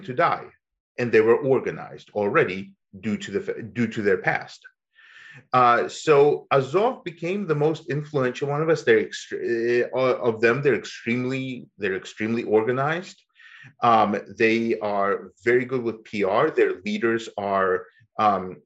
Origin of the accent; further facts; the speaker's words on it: Kharkiv, Kharkiv Oblast, Ukraine; now in United States; I certainly spent my childhood getting introduced to it in Kharkiv